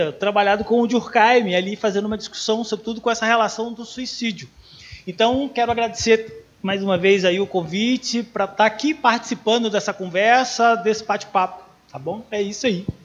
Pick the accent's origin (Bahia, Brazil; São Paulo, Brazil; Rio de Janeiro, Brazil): Bahia, Brazil; É, 12 anos estou no estado do Paraná. É, venho da Bahia, fiz o concurso aqui para a Unespar, ok?